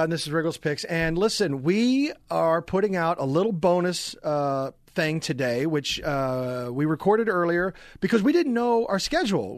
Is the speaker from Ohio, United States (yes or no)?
no; Overland Park, Kansas, United States; also born or lived in Louisville; I was born in Louisville, but I was raised in Overland Park, Kansas.